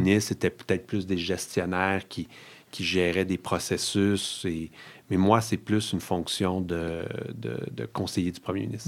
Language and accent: French; Outaouais, Quebec, Canada; moi, je suis originaire de l'Outaouais